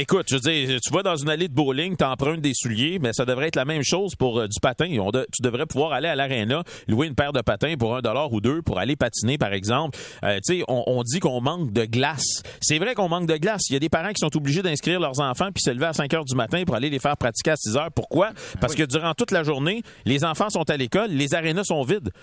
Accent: Montreal, Quebec, Canada; j'ai grandi à Montréal-Nord dans un quartier d'immigrants d'Italiens.

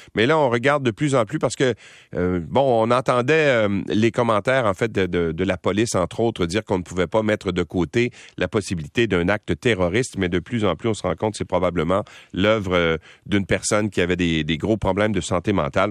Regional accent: Quebec, Canada; chez nous au Québec

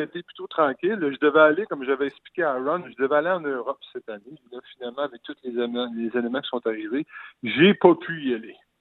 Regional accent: Rimouski, Quebec, Canada; now in Longueuil, Canada; je viens de Rimouski, je viens du Pic

